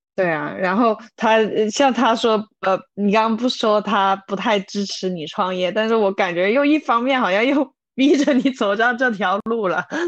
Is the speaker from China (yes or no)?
yes; China; moved away; 我以前在是大陆出生的嘛